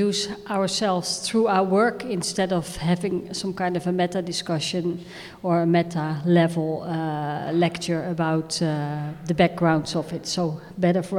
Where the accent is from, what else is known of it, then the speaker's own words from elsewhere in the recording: Rotterdam, South Holland, Netherlands; We are from Rotterdam